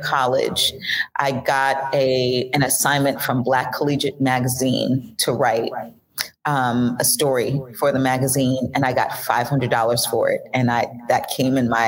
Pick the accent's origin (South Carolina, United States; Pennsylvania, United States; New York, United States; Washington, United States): New York, United States; Long Island; moved away as an adult; now in Georgia, United States; I grew up in Long Island